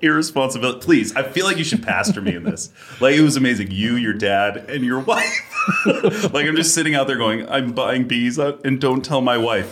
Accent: Massachusetts, United States; moved away; I'm originally from Massachusetts

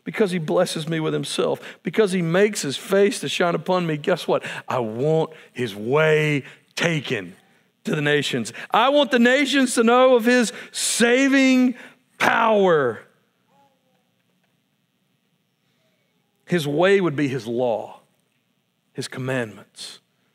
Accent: United States; as an American

